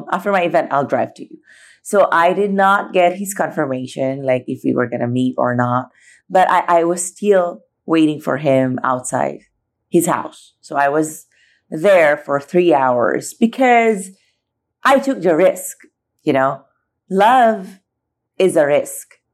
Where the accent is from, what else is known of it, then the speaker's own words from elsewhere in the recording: Philippines; as a foreigner growing up in the Philippines, my journey started there.